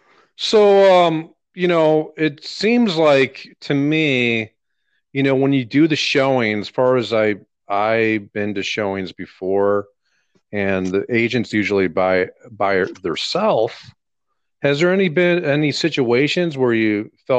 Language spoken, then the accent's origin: English; Texas, United States; I'm from Texas.